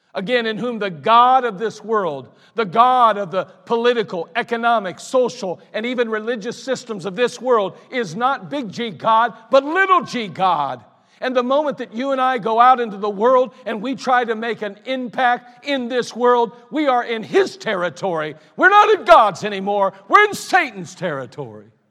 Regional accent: Akron, Ohio, United States; I grew up in Ellet. It's not far from here, actually

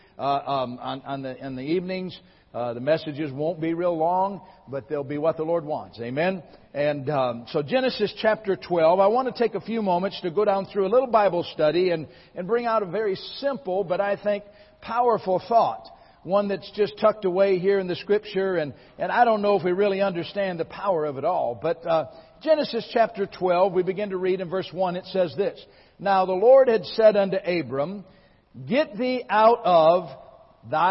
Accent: Michigan, United States; moved away as an adult; now in Lawrence, Kansas, United States; I was born and raised in Michigan

